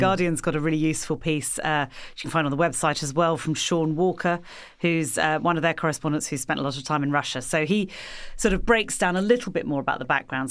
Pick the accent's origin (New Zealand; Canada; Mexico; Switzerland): New Zealand; I'm a New Zealander